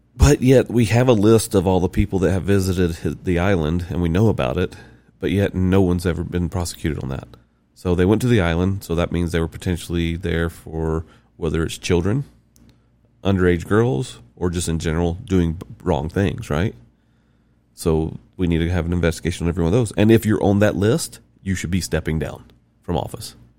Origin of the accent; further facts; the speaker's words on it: the South, United States; I'm from South.